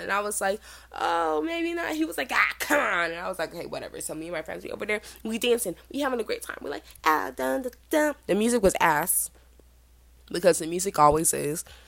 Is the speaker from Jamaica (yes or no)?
yes; Jamaica; I am Jamaican